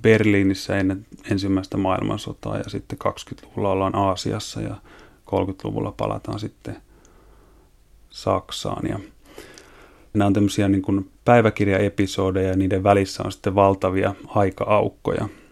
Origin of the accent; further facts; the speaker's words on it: Eastern Finland, Finland; moved away; mähän oon viettänyt lapsuuteni tuolla Itä-Suomessa semmoisen Tiuruniemen tuberkuloosi parantolan kupeessa